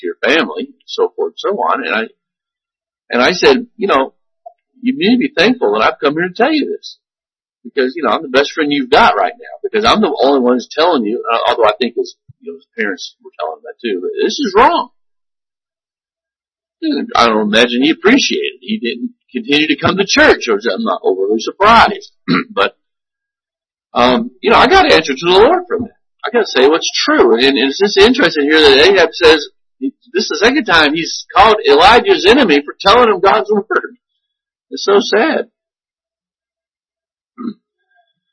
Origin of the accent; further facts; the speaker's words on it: United States; American Christians